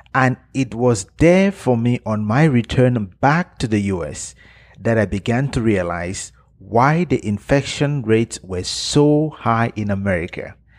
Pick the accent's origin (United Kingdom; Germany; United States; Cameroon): Cameroon; moved away; travel back to Africa, to my home country, Cameroon